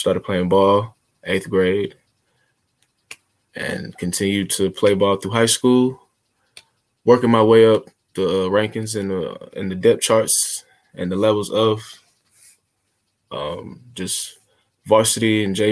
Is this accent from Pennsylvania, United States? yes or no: no; Smyrna, Georgia, United States; specifically, I'm from Smyrna, Georgia